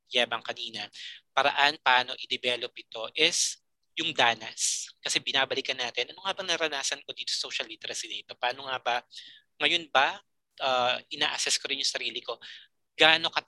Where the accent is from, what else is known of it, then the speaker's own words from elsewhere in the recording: Philippines; Being a Filipino